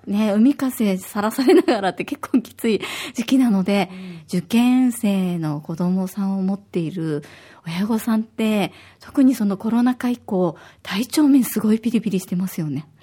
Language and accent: Japanese; Osaka, Japan; now in Okinawa, Japan; 私は大阪出身で、小学5年生と3年生の2歳の子育て真っ最中です